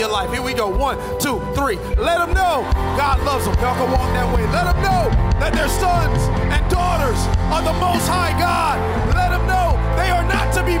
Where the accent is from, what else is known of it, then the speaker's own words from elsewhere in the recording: Carol City, Florida, United States; I'm from Carroll City